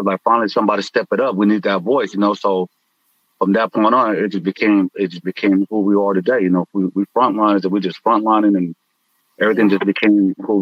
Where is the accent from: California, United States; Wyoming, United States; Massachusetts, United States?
California, United States; San Francisco; now in San Jose, United States; I grew up in San Francisco, too.